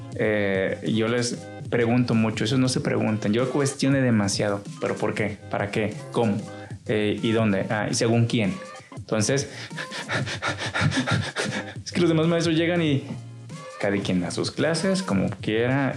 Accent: Chiapas, Mexico; now in Culiacán, Mexico; yo soy del estado de Chiapas

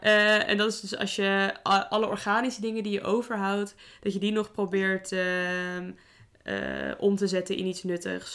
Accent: Netherlands; wij gemiddeld als Nederlanders

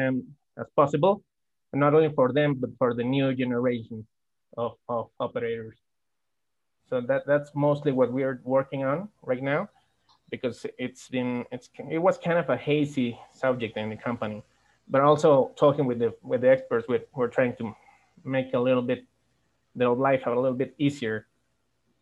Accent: Durango, Mexico; now in Guadalajara, Mexico; I was born in Durango, Mexico. I moved to Guadalajara to find better job opportunities.

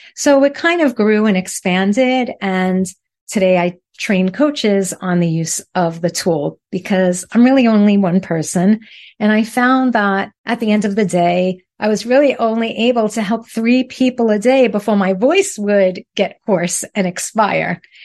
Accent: New York City, New York, United States; accent: Brooklyn; moved away as an adult; now in South Florida, United States; I am originally from Brooklyn

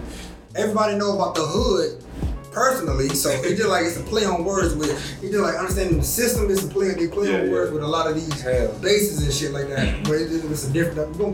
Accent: the South, United States; And, you know, like I said, I'm from the South, like, so, and that Southern mindset

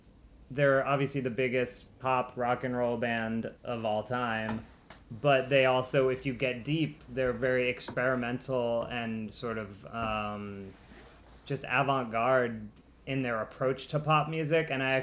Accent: United States; as people growing up in America in the time that we've been growing up in America

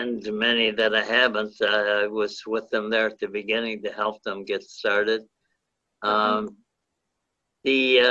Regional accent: St. Catharines, Ontario, Canada; I grew up in St. Catharines

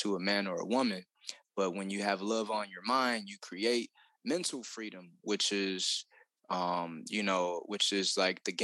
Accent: Detroit, Michigan, United States; I was raised in Detroit, Michigan

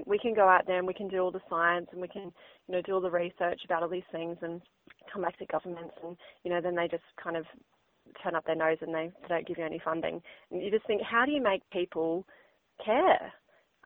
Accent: Northern Rivers, New South Wales, Australia; moved away as an adult; also born or lived in Queensland; So I grew up in the Northern Rivers, this beautiful place that we call home

